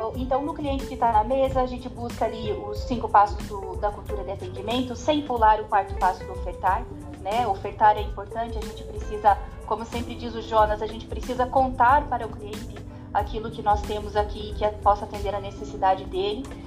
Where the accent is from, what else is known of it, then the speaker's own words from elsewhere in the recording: Paraná, Brazil; accent: Paranaense; Eu sou aqui uma paranaense super raiz, né? Com um sotaque que não tem como disfarçar